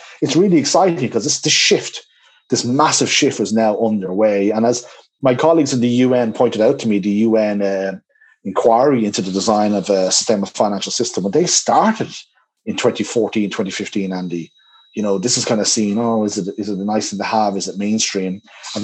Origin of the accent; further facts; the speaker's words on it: Dublin, Leinster, Ireland; Dublin, my hometown